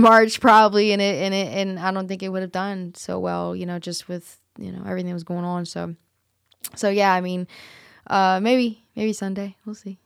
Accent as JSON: {"language": "English", "town": "New Orleans", "region": "Louisiana", "country": "United States", "moved": "yes", "lives_now": "Memphis, United States", "said": "I'm originally from New Orleans, and I've always, you know, had ties there, a lot, tons of family there"}